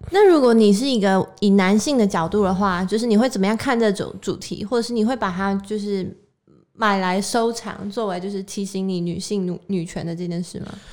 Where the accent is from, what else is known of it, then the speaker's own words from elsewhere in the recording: Taiwan; 我们就是身在台湾